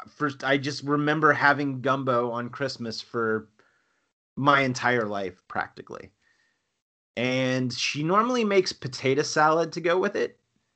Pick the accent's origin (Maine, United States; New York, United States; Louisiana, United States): Louisiana, United States; accent: Cajun; moved away; but I'm from South Louisiana. You probably don't hear it in my voice because whatever Cajun accent I had has been weeded out through just 20 plus years of living in North Georgia.